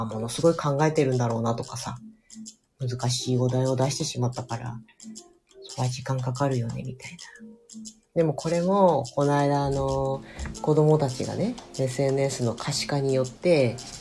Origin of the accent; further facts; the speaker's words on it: Kushiro, Hokkaido, Japan; うちら釧路出身だけどさ。